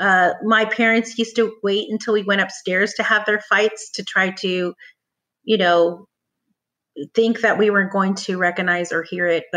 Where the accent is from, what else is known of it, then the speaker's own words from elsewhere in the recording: Orange County, California, United States; I grew up in Orange County